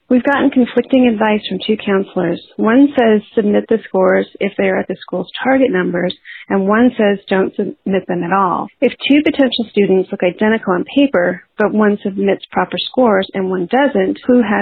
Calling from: Berkeley, California, United States; I'm calling from Berkeley, California.

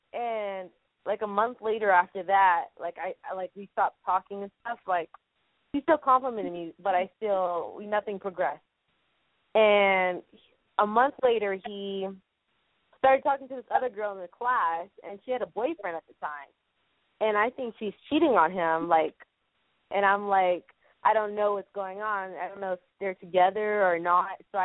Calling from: San Antonio, Texas, United States; I'm from San Antonio.

